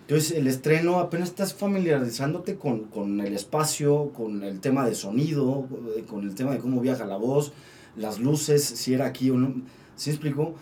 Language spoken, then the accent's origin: Spanish; Torreón, Coahuila, Mexico; now in Mexico City, Mexico; a Torreón, a mi casa, yo soy de Torreón